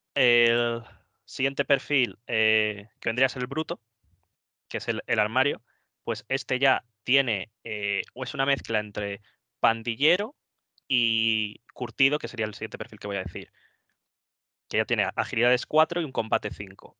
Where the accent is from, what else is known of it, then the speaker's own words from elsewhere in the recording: Móstoles, Community of Madrid, Spain; yo soy de Móstoles, en, Madrid